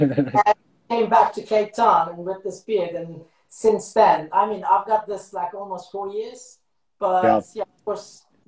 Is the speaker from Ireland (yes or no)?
no; Eastern Turkey, Turkey; also born or lived in Istanbul; now in South Africa; I was born in Istanbul, but grew up in east of Turkey, 150 kilometers far from the Iranian border.